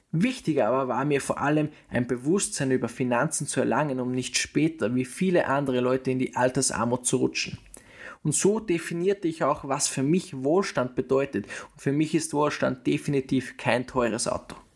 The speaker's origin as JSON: {"language": "German", "country": "Austria", "tie": "born or raised there", "said": "Ich bin in Österreich geboren und habe hier den Mittelpunkt meines Lebens. Ich habe hier meine Schulzeit verbracht"}